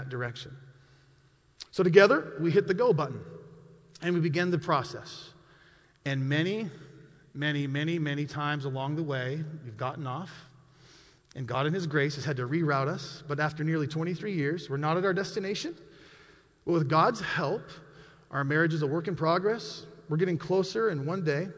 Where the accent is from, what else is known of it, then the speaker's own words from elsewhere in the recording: Montana, United States; I was born and raised in Montana